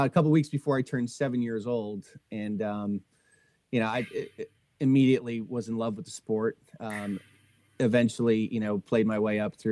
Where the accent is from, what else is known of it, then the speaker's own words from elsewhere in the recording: Trenton, New Jersey, United States; I grew up in Trenton, New Jersey